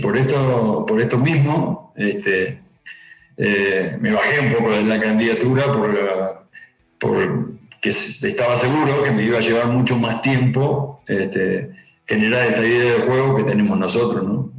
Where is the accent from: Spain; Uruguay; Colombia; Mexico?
Uruguay; moved away; somos uruguayos y lo llevamos en la sangre